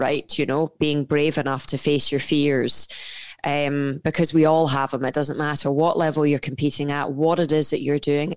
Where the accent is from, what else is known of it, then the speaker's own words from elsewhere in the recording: Scotland, United Kingdom; accent: Scottish; grew up in a Scottish household, as you can tell from my accent.